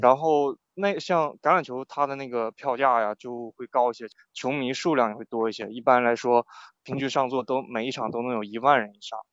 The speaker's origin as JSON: {"language": "Chinese", "town": "Shenyang", "region": "Liaoning", "country": "China", "also_born_or_lived": "England", "moved": "as an adult", "lives_now": "United Kingdom", "said": "我是沈阳人，然后我会，就在沈阳这边会，就是看辽宁红运嘛"}